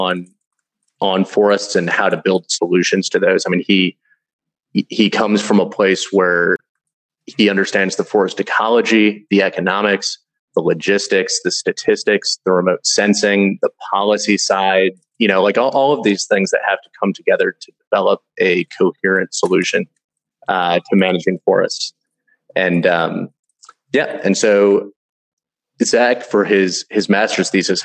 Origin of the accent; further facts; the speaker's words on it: Louisville, Kentucky, United States; moved away as an adult; I was born and raised in Louisville, Kentucky.